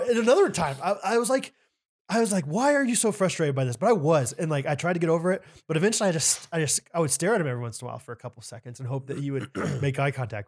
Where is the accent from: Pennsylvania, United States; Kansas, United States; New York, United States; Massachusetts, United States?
Kansas, United States; Olathe; my hometown of Olathe, Kansas